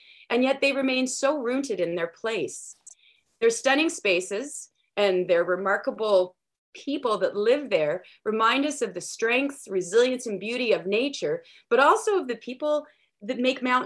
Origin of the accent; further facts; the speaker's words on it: near Ottawa, Ontario, Canada; now in Paulatuk, Canada; I grew up near Ottawa, Ontario